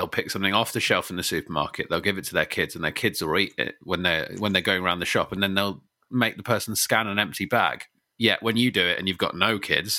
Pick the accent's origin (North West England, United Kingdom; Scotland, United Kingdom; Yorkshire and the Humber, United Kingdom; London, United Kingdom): London, United Kingdom; I grew up in London.